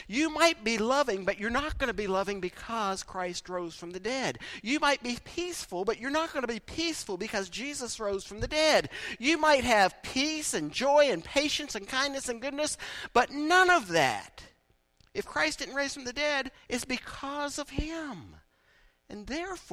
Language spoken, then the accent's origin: English; East Liverpool, Ohio, United States; I grew up in East Liverpool